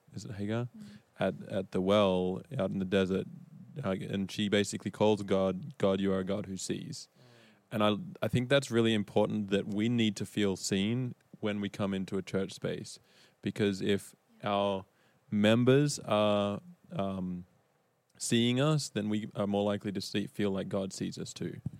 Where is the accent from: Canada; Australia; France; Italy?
Australia; moved away as an adult; now in United States; I am Australian and I've been in the States now since 2017